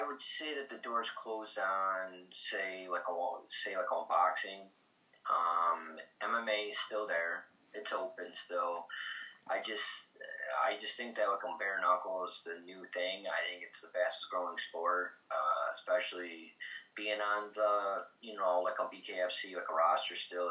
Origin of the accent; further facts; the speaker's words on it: Clifton Springs, New York, United States; Clifton Springs has always been home.